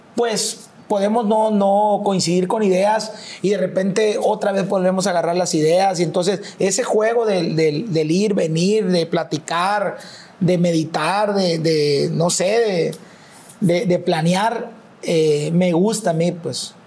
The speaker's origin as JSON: {"language": "Spanish", "town": "Mazatlán", "region": "Sinaloa", "country": "Mexico", "tie": "born or raised there", "said": "nací en Mazatlán y en Mazatlán, literal, en tono de, de, chiste, el que no es policía es, es músico pues"}